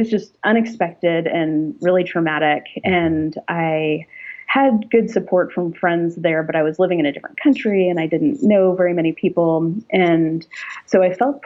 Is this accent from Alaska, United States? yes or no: yes; Alaska, United States; I was raised in Alaska in an evangelical church